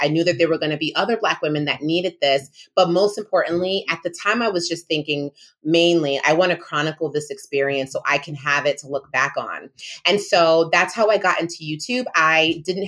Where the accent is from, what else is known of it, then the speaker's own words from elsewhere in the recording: Rhode Island, United States; also born or lived in New York; I was born in New York and I was raised in Rhode Island